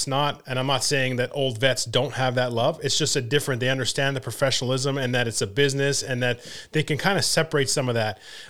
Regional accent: Canada; And again, when as a Canadian kid, I want to see them do well and help the Canadian team do well.

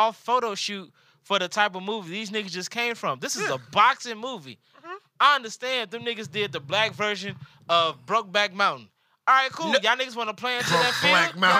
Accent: the South, United States; I'm from the South, my nigga.

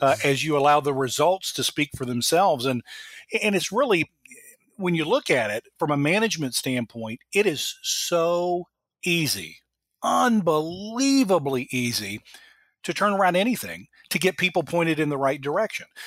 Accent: Dayton, Ohio, United States; moved away as an adult; also born or lived in Monroe, Louisiana / Florence, Alabama / Cincinnati; finally up to the Dayton area, where I got to be the general manager back in my hometown for Northwest Airlines

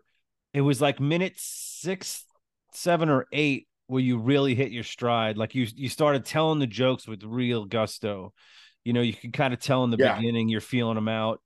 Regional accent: Long Island, New York, United States; accent: New York; I grew up on Long Island, and I don't have 1 ounce of Italian in me whatsoever

